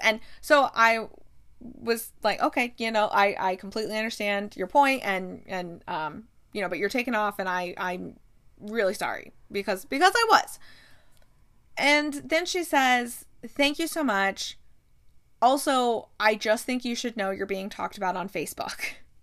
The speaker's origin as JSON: {"language": "English", "region": "Midwest", "country": "United States", "said": "I'm from the Midwest."}